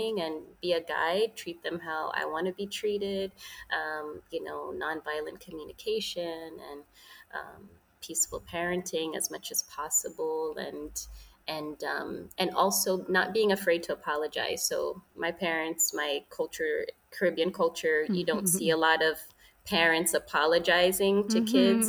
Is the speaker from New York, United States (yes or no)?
yes; New York City, New York, United States; I was raised in New York City to Jamaican immigrants